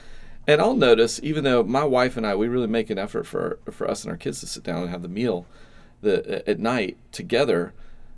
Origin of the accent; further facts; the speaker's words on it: the South, United States; moved away; also born or lived in Oregon; I'm from the South, and my wife's from the South too.